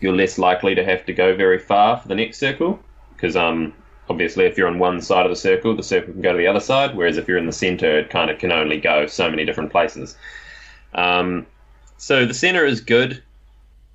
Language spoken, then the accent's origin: English; New Zealand; I'm a Kiwi.